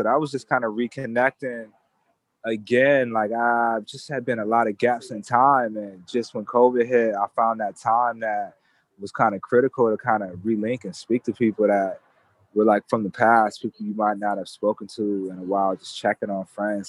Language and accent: English; Japan; But myself, I'm actually from Japan.